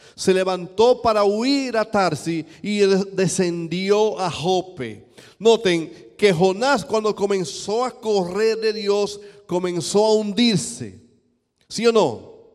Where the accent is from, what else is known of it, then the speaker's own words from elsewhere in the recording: eastern Dominican Republic, Dominican Republic; Yo vengo de un país caribeño, yo vengo de República Dominicana